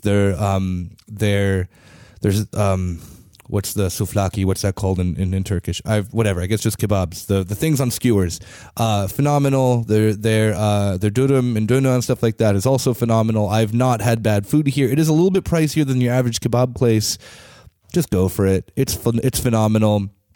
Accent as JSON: {"language": "English", "country": "United States", "moved": "yes", "lives_now": "Berlin, Germany", "said": "As an American"}